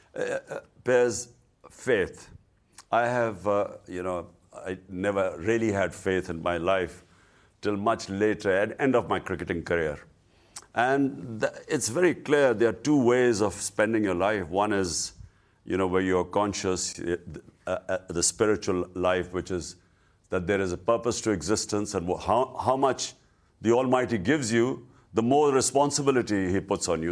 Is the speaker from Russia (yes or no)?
no; Pakistan; as a Pakistani